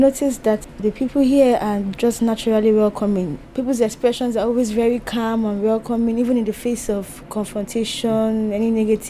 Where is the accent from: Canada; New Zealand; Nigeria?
Nigeria; now in Ireland; I'm originally from Nigeria.